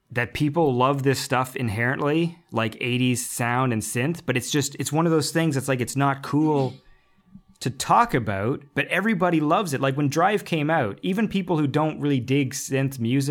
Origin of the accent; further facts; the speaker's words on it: Canada; I'm Canadian, the second language is French